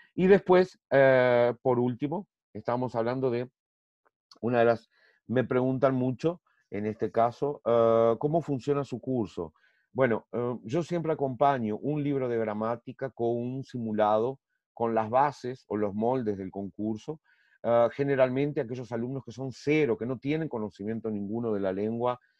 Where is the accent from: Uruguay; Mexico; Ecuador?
Uruguay; moved away as an adult; now in Brazil; soy uruguayo, graduado, en graduación en Uruguay en Derecho y aquí en Brasil también